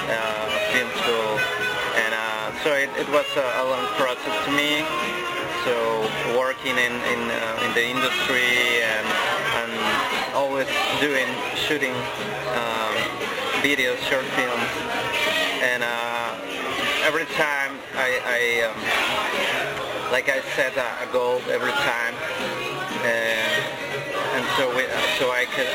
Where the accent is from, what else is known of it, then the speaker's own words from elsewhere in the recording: Mexico; I come from Mexico